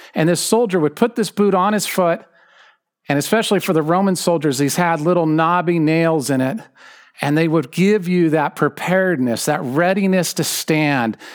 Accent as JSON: {"language": "English", "region": "Southern California", "country": "United States", "said": "I'm an American. I'm a Californian. I'm a Southern Californian, so I'm a true Californian."}